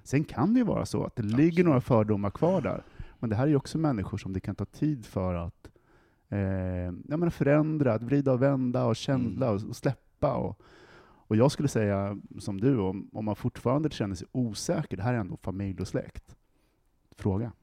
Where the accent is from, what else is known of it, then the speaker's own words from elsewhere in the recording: Västerås, Västmanland, Sweden; I Västerås, där jag kommer ifrån